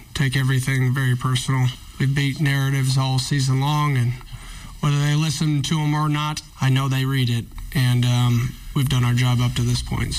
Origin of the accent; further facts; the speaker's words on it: Arizona, United States; now in South Dakota, United States; I'm from Arizona